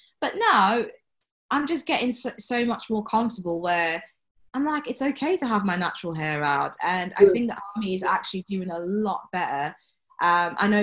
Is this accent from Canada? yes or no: no; London, United Kingdom; moved away as an adult; growing up in London, it's very diverse